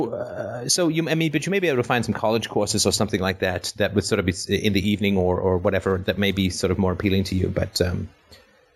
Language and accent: English; Canada; I'm from Canada